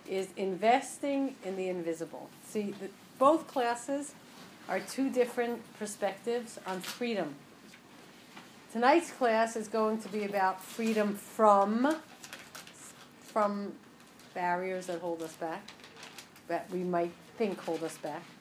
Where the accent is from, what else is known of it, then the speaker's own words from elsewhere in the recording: Westchester, New York, United States; now in New York, United States; I'm from Westchester, New York, now living on the Upper East Side.